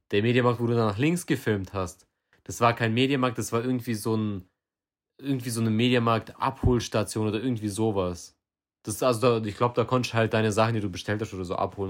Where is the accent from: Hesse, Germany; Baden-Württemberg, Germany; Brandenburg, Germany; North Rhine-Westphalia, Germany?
Baden-Württemberg, Germany; hier bei uns in Baden-Württemberg